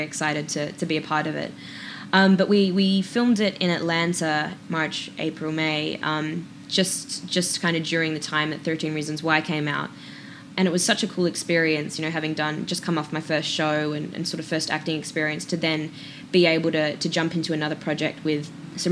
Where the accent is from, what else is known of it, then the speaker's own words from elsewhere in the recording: Perth, Western Australia, Australia; moved away as an adult; growing up in Australia as an actor was even though, you know, it was hard finding drama classes that weren't drama school or, like, a teenage film school, you're kind of, at least in Perth, tucked away